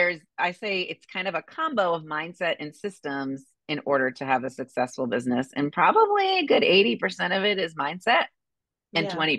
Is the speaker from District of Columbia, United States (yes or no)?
no; Boston, Massachusetts, United States; moved away as an adult; now in Indianapolis, United States; I grew up in Boston.